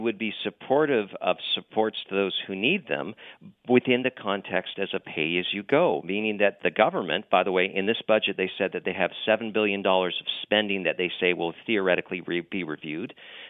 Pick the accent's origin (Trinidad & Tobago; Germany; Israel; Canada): Canada; British Columbia; Look, I'm from British Columbia.